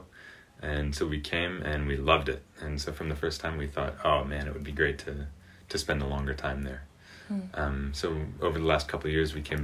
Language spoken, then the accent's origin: English; United States; moved away as an adult; also born or lived in France; now in Switzerland; I am an American